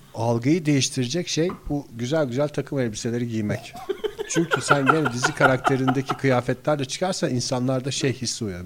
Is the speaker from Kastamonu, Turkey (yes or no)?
no; İzmir, Turkey; benim çocukluğum yani İzmir'de büyüdük hepimiz